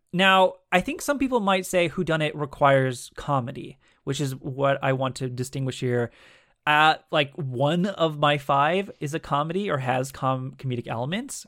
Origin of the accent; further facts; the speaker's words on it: United States; we as average American citizens